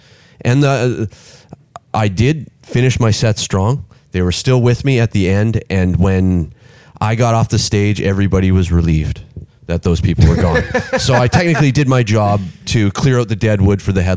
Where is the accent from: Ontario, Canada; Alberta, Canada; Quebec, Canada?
Alberta, Canada; I'm from fucking Alberta